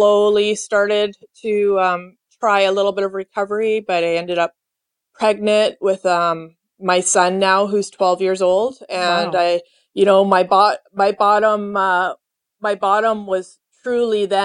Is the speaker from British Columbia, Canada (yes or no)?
yes; Vancouver, British Columbia, Canada; also born or lived in Toronto, Ontario / California; I grew up in Vancouver, Canada.